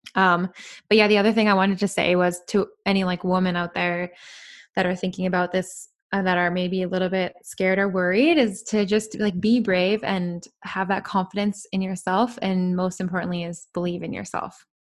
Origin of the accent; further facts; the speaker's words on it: British Columbia, Canada; I am from Canada, yeah. And I've spent actually most of my life in B C